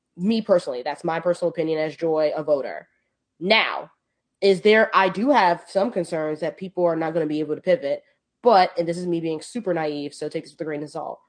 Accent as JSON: {"language": "English", "town": "New York City", "region": "New York", "country": "United States", "said": "I am from the Bronx. I'm proud to be from the Bronx"}